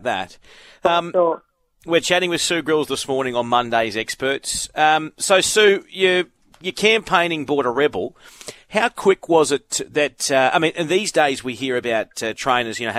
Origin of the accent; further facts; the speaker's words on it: Brisbane, Queensland, Australia; I grew up in Brisbane.